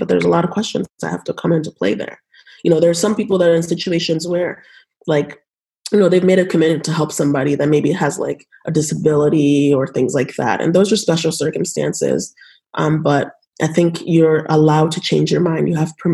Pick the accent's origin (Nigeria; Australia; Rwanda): Nigeria; now in United States; I was born in Nigeria